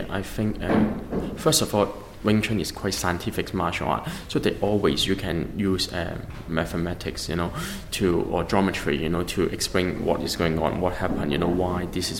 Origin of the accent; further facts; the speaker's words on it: England, United Kingdom; And then he would ask me, but because I come from England, right?